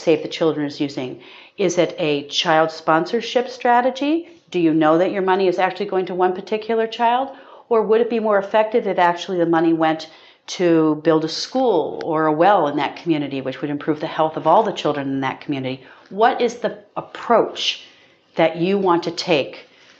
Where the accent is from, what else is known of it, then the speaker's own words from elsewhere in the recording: United States; as an American